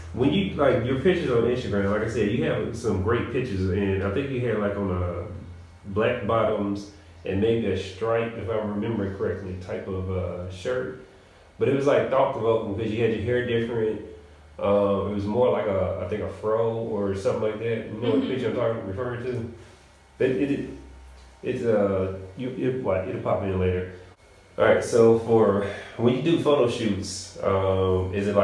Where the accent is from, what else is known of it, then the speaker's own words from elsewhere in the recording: Nashville, Tennessee, United States; I'm from Nashville